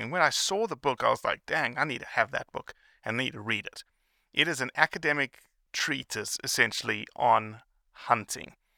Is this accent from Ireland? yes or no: no; South Africa; moved away; I grew up in South Africa